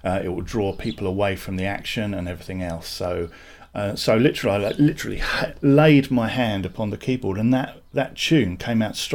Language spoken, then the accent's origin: English; Sussex, South East England, United Kingdom; also born or lived in Redruth, Cornwall; I was born in Cornwall, and we moved to Sussex when I was very, very young.